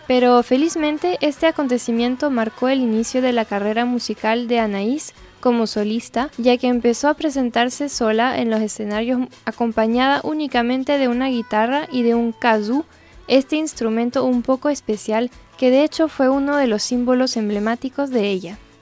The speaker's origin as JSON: {"language": "Spanish", "region": "northern France", "country": "France", "moved": "yes", "lives_now": "Ecuador", "said": "una francesa del norte viviendo ahora en el exótico Ecuador"}